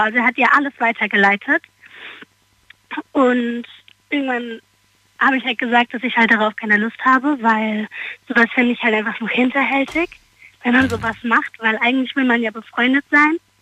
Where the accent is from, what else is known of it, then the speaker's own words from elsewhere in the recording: Darmstadt, Hesse, Germany; aus Darmstadt